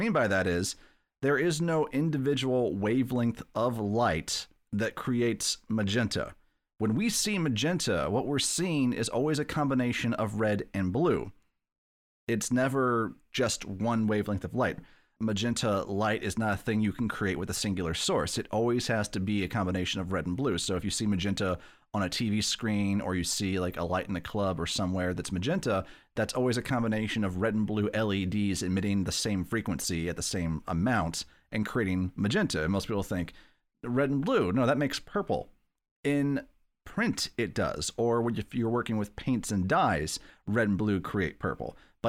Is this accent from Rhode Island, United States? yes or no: yes; Providence, Rhode Island, United States; Like, no, I'm from Providence, which also is where H.P. Lovecraft spent, I think, most of his life, right?